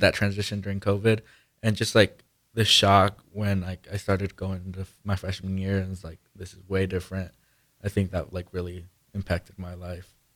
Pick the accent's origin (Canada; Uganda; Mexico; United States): Mexico; Guanajuato; moved away; I'm from Mexico. I was born in Mexico in Guanajuato.